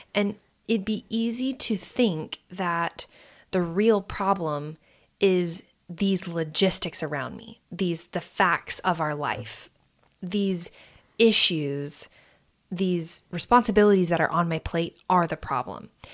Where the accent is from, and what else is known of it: United States